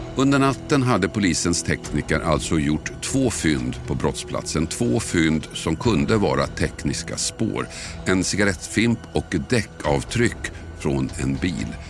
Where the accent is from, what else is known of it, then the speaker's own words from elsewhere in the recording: Huddinge/Tullinge/Tumba area, Stockholm County, Sweden; där jag växte upp låg orterna Huddinge, Tullinge, Tumba